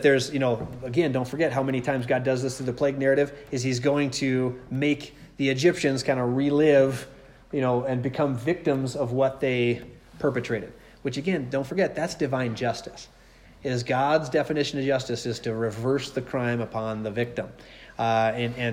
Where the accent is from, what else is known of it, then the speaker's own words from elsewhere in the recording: Nephi, Utah, United States; where I grew up in Nephi.